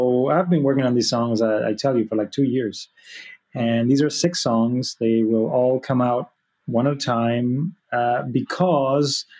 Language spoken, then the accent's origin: English; Argentina; I was born in Argentina, but my mom's Spanish